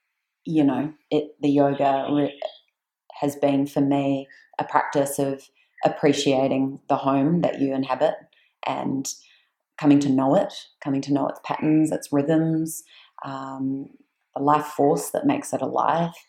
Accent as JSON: {"language": "English", "country": "New Zealand", "said": "I'm from New Zealand"}